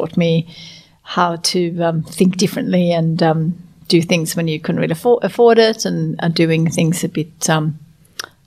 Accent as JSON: {"language": "English", "country": "Sweden", "tie": "born or raised there", "moved": "yes", "lives_now": "Australia", "said": "It was beautiful to grow up in Sweden. I grew up on a farm"}